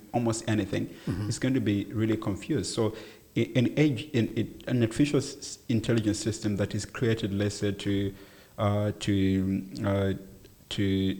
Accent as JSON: {"language": "English", "country": "South Africa", "said": "I am a South African citizen."}